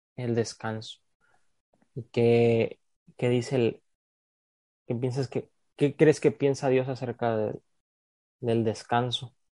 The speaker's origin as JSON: {"language": "Spanish", "country": "Mexico", "moved": "as an adult", "lives_now": "United States", "said": "como mexicano"}